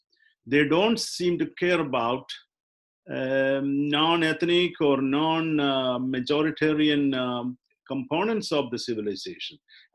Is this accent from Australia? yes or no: no; India; I mean, you and I come from Indian civilization, but we are not probably going to be included in that notion of civilization.